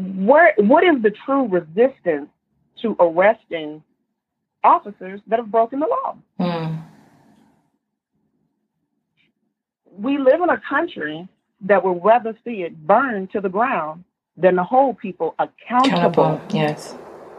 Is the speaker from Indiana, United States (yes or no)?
no; Tulsa, Oklahoma, United States; moved away as an adult; now in Seattle, United States; I'm from Oklahoma, I say that proudly